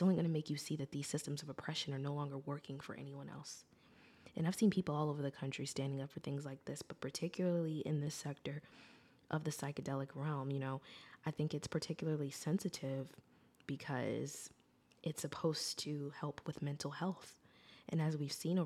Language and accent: English; United States; I am an American